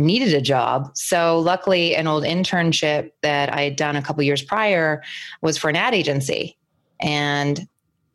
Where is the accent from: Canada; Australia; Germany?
Canada; Vancouver, British Columbia; I was raised here.